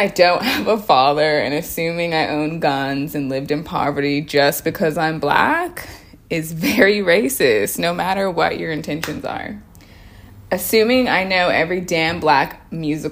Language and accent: English; Australia; also born or lived in United States; I grew up in Australia